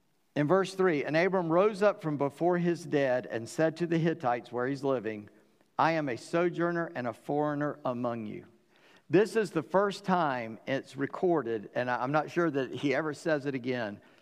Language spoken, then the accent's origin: English; North Charleston, South Carolina, United States; I grew up in North Charleston, the stepchild of Charleston